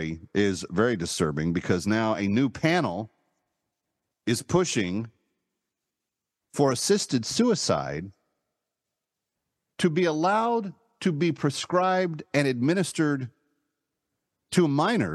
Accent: Springfield, Missouri, United States; now in New York, United States; that's my birthplace.

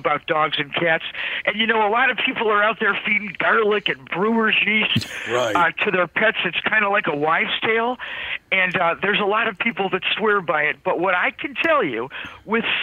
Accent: Cleveland, Ohio, United States; I grew up in Cleveland, Ohio

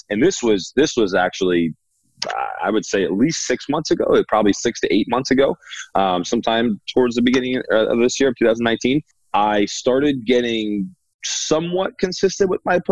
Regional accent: Philadelphia, Pennsylvania, United States; moved away as an adult; now in Scottsdale, United States; I'm from Philadelphia, Pennsylvania

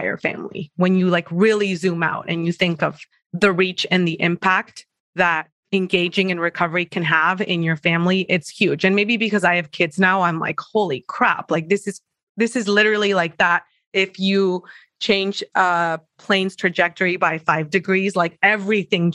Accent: Mexico; English is a second language; moved away as an adult; now in San Diego, United States; I am originally from Mexico. I'm in San Diego right now, but I lived in Mexico all the way until I was 24

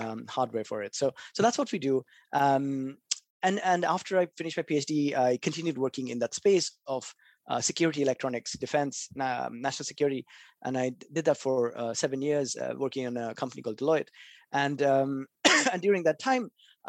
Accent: Kolkata, West Bengal, India; I grew up in Calcutta, which is a little city. Well, little, not really, a little city near the east of India

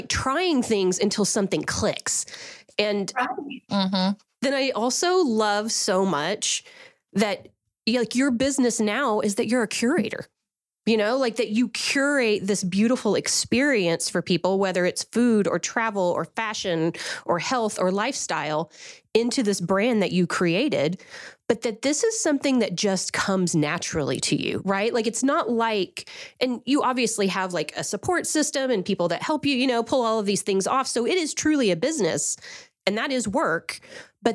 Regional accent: Oklahoma, United States; I'm from Oklahoma also

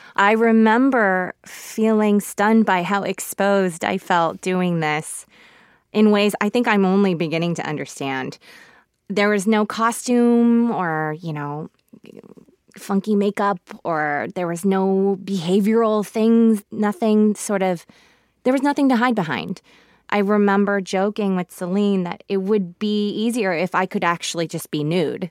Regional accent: Los Angeles, California, United States; first language Korean; English is a second language; I was born in Los Angeles. Um, I am an American. My parents immigrated from Seoul, Korea, and Korean was my first language

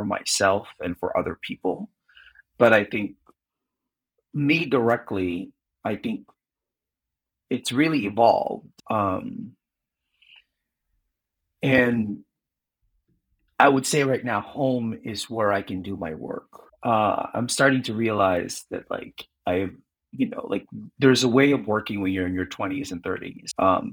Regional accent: Philippines; now in United States; being Filipino

